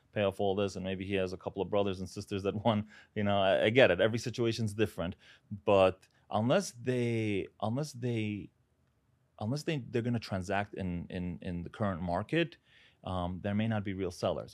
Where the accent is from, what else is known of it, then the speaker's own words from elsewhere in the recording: New York City, New York, United States; also born or lived in Uzbekistan; I was, uh, born there, moved here when I was seven years old. grew up in Brooklyn